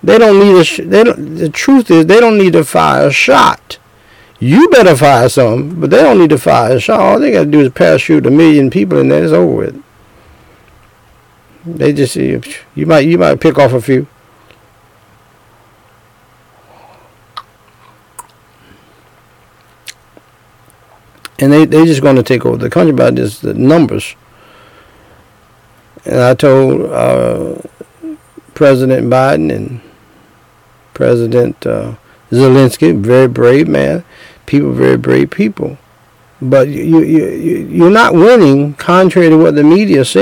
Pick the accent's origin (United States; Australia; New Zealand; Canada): United States; James City; I'm from James City, from the dirt roads of James City